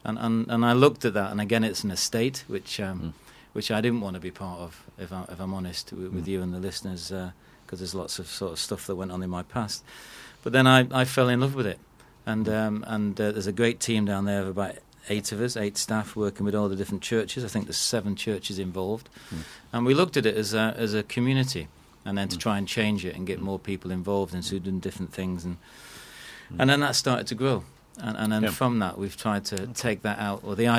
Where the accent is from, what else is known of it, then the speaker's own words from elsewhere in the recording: Manchester, North West England, United Kingdom; now in London, United Kingdom; we're both from Manchester.